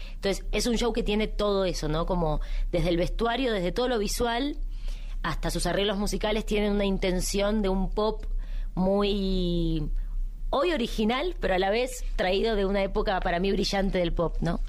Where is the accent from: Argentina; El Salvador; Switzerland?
Argentina; en mi país en Argentina